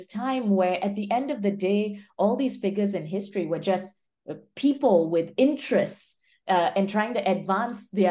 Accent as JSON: {"language": "English", "country": "Malaysia", "also_born_or_lived": "Minnesota, United States / Michigan, United States", "moved": "as an adult", "lives_now": "Bay Area, United States", "said": "I'm originally from Malaysia, moved to the US for college"}